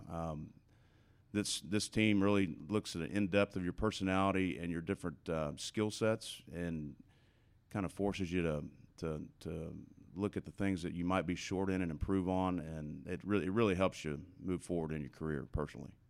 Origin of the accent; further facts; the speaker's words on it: Dallas, Texas, United States; growing up in Dallas, uh, native of Lake Highlands